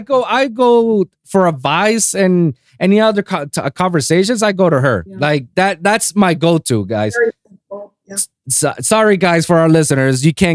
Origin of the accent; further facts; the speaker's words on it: Puerto Rico; moved away; I came from Puerto Rico. I moved here, tried to be that aspiring producer